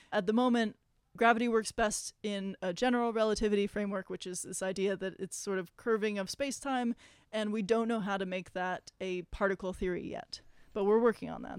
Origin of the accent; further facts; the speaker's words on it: Los Angeles, California, United States; I grew up in Los Angeles